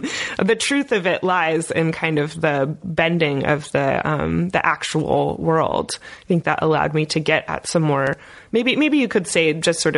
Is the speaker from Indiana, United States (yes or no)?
yes; Indiana, United States; I'm from Indiana.